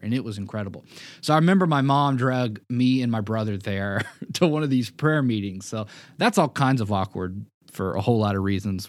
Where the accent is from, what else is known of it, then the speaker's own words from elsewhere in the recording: Memphis, Tennessee, United States; also born or lived in Springfield, Missouri; moving back home to my hometown of Memphis, Tennessee